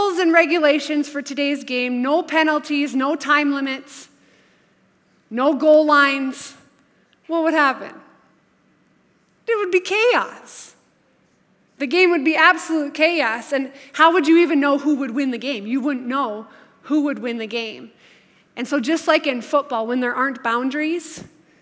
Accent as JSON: {"language": "English", "region": "North Dakota", "country": "United States", "tie": "born or raised there", "said": "growing up in North Dakota is since we don't have any professional teams in our state"}